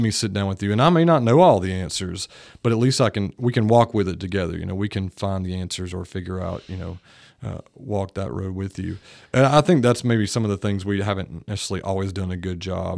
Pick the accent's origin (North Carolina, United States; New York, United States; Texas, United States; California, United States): North Carolina, United States; Greenville; moved away as an adult; now in Nashville, United States; I pursued a, a degree in science at East Carolina University, which was in my hometown